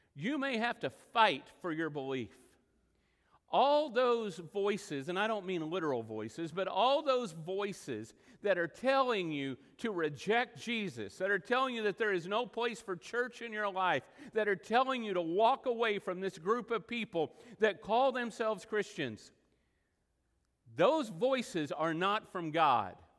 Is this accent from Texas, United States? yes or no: yes; Texas Panhandle and western Oklahoma, United States; moved away; I grew up in the Texas panhandle and in western Oklahoma